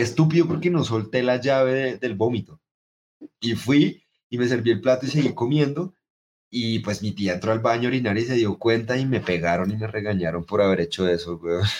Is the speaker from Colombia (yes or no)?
yes; Pamplona, Norte de Santander, Colombia; also born or lived in Catatumbo; Yo nací en Pamplona, norte de Santander